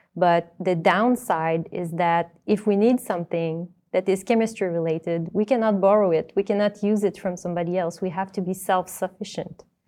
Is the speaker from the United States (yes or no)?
no; Granby, Quebec, Canada; I come from Granby, which is a city located in between Montreal and Sherbrooke in Quebec.